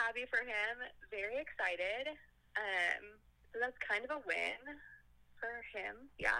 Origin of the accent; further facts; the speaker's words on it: Houston, Texas, United States; And I'm 31 from Houston, Texas